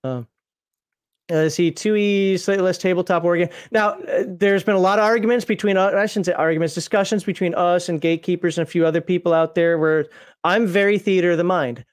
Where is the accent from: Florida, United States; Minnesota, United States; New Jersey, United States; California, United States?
Minnesota, United States; I'm from Minnesota